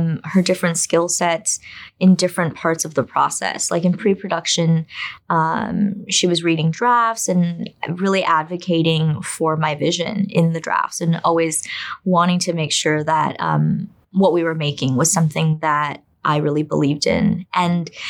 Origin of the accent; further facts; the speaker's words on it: United States; also born or lived in China; as a Chinese immigrant who grew up in America